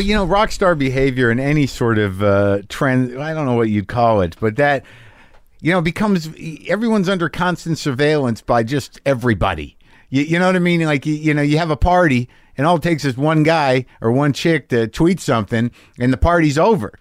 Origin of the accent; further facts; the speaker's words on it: New Mexico, United States; also born or lived in New Jersey; I grew up in New Mexico, but, like, I'm born in Jersey